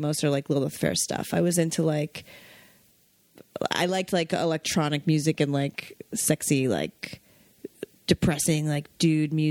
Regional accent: Westchester, New York, United States; I'm from Westchester

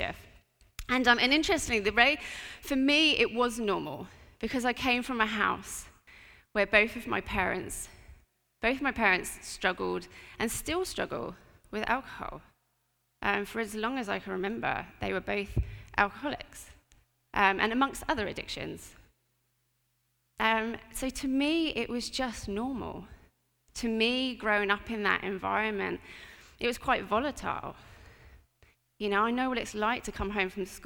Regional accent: Portsmouth, South East England, United Kingdom; I grew up in Portsmouth

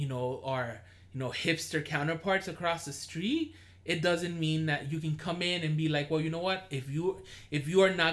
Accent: Los Angeles, California, United States; moved away; I'm from Koreatown

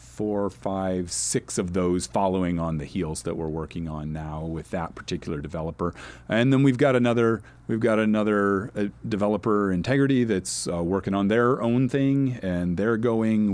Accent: Nebraska, United States; also born or lived in New Orleans, Louisiana / Phoenix, Arizona; now in Los Angeles, United States; I grew up in Nebraska, I live in L

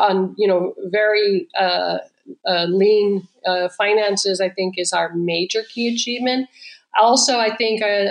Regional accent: California, United States; moved away; also born or lived in Israel; I'm originally from California.

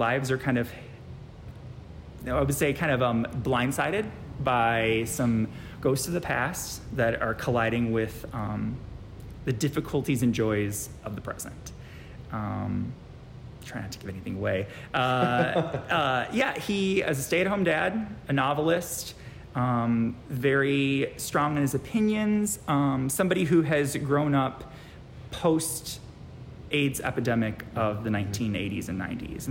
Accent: Kalamazoo, Michigan, United States; also born or lived in Portage, Michigan; I'm from Portage, grew up in Kalamazoo

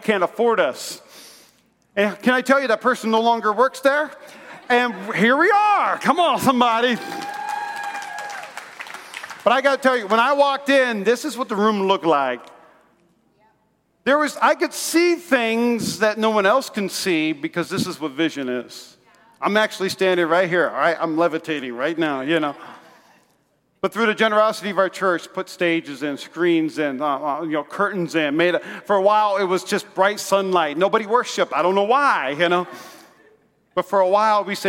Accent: Las Vegas, Nevada, United States; I'm from Vegas

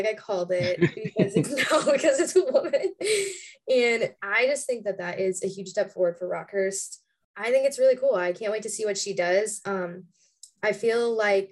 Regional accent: St. Louis, Missouri, United States; I am from St. Louis, Missouri

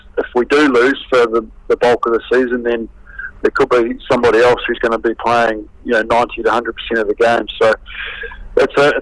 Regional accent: New Zealand; as a young kid growing up in New Zealand

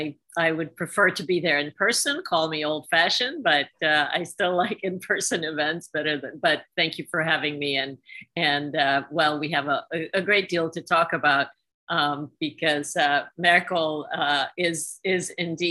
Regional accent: Hungary; moved away; I grew up in Soviet-occupied Hungary

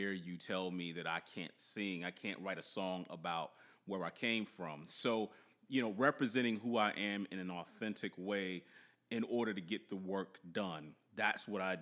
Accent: the South, United States; we're from the South

